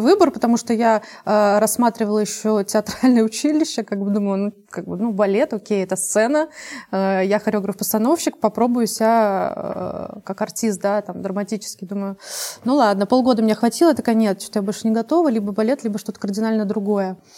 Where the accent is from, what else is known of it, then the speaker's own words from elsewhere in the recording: Saint Petersburg, Russia; я родилась в Ленинграде